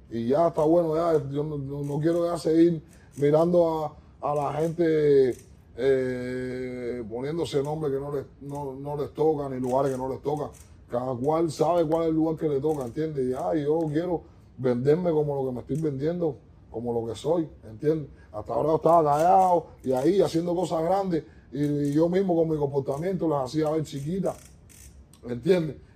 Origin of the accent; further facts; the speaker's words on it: Guanajuato, Mexico; Yo vengo de la secundaria, yo vengo de Guanajuato, yo vengo de, de, yo vengo del parque.